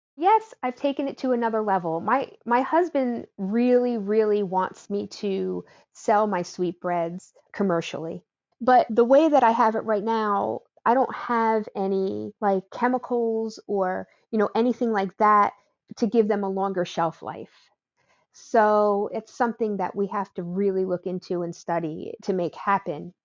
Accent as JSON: {"language": "English", "region": "New Jersey", "country": "United States", "tie": "born or raised there", "moved": "yes", "lives_now": "Wake Forest, United States", "said": "I grew up in New Jersey, and my family is Italian"}